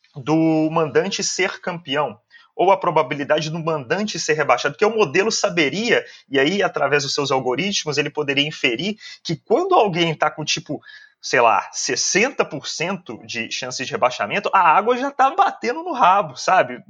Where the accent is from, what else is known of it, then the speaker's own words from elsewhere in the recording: Belo Horizonte, Minas Gerais, Brazil; sou de Belo Horizonte